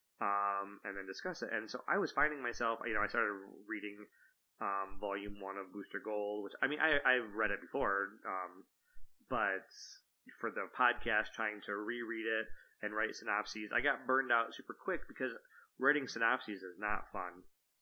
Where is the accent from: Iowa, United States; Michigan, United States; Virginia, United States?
Michigan, United States; also born or lived in Germany; I live in Michigan. I've lived here all my life. Although, interesting fact, I was born in Germany. My dad was in the military